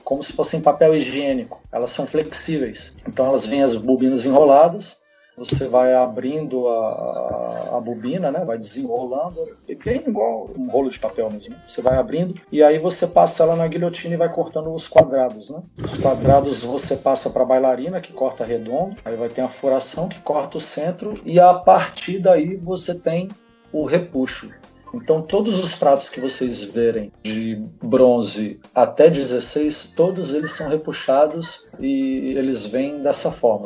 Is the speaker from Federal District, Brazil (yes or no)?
yes; Brasília, Federal District, Brazil; eu sou de Brasília, né? Então, da primeira geração de Brasília, eu nasci nos anos 70, era adolescente nos anos 80